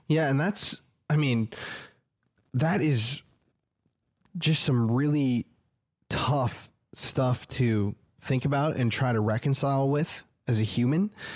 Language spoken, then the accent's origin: English; South Dakota, United States; moved away as an adult; now in Austin, United States; I'm from South Dakota